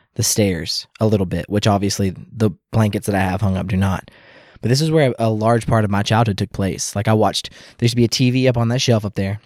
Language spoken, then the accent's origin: English; Louisville, Kentucky, United States; I grew up in the South in the Louisville